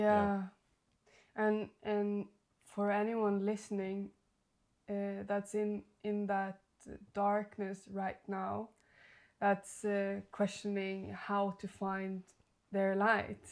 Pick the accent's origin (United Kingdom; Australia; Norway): Norway; moved away; I'm from Norway.